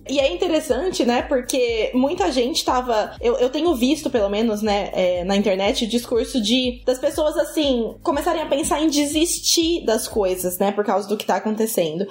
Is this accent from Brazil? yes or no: yes; Brazil; a gente é brasileiro